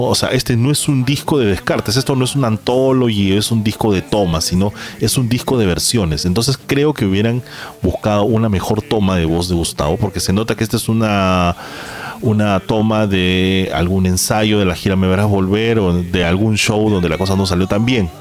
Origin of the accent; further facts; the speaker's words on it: Peru; nosotros somos eh, peruanos